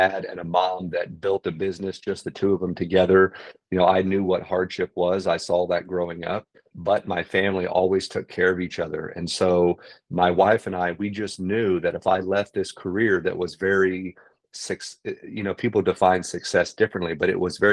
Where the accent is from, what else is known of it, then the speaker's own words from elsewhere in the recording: San Antonio, Texas, United States; moved away as an adult; also born or lived in Northern California; now in San Antonio, United States; I was born and raised in San Antonio, Texas. I left here when I was 18